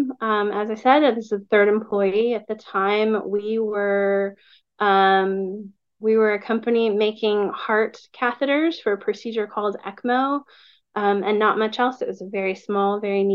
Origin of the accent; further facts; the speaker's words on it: Plano, Texas, United States; I grew up in Plano